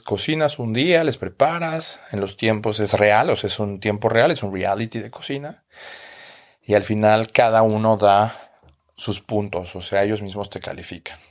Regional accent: Mexico; moved away as an adult; now in Berlin, Germany; yo soy el gordito mexicano

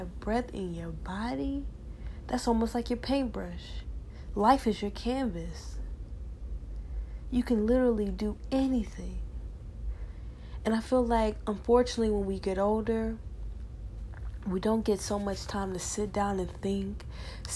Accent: Decatur, Georgia, United States; from where I'm from Decatur, Georgia.

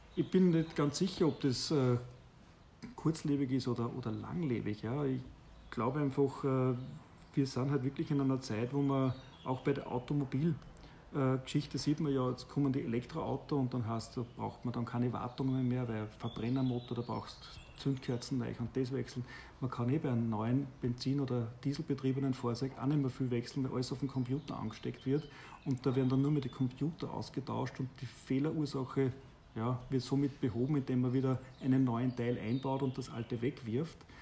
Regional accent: Austria; bei uns in Österreich

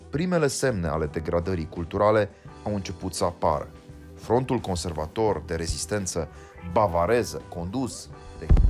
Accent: Romania; poziția mea de român

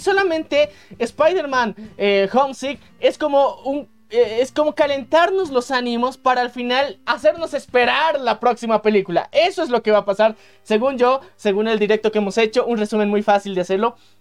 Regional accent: Bolivia; en nuestro país, que somos de Bolivia

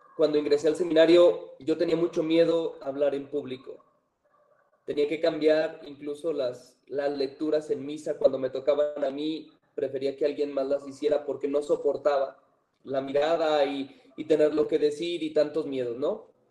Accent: San Francisco de Asís, Jalisco, Mexico; soy originario de San Francisco de Asís, Jalisco

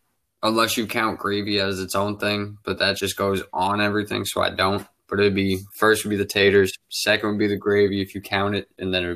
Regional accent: Boston, Massachusetts, United States; accent: northern; now in Florida, United States; I'm not originally from Florida. I'm from Boston. So I came down

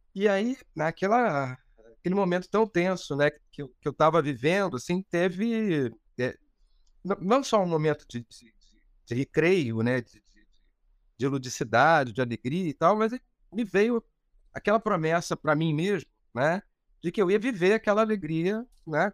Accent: Rio de Janeiro, Brazil; also born or lived in Laranjeiras, Rio de Janeiro; Eu sou de Cascadura, né?

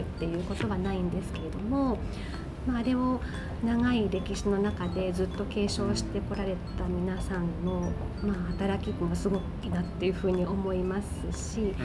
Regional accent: Nagahama, Shiga, Japan; also born or lived in Osaka; 個々で生まれ育った

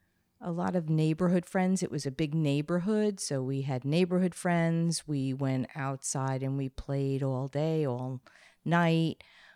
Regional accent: Plainview, New York, United States; moved away as an adult; also born or lived in Bronx, New York / California; now in Connecticut, United States; I was born in the Bronx, and I then moved to Long Island when I was six.

